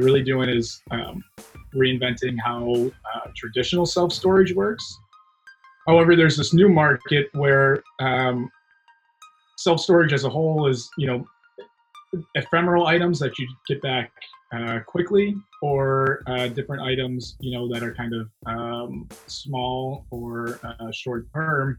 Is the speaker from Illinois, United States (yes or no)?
yes; Chicago, Illinois, United States; also born or lived in San Francisco; now in Austin, United States; I'm originally a Chicagoan, and I moved out to San Francisco and then found my way to Austin